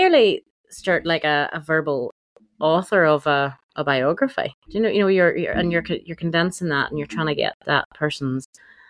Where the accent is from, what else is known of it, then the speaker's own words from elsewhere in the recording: Northern Ireland, United Kingdom; Northern Ireland, we're a very special place.